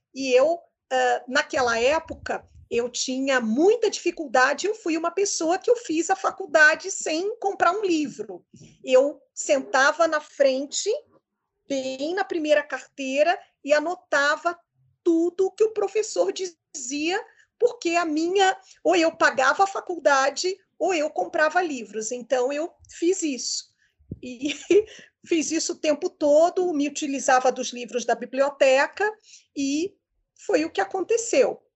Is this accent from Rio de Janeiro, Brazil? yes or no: yes; Rio de Janeiro, Brazil; eu do Rio de Janeiro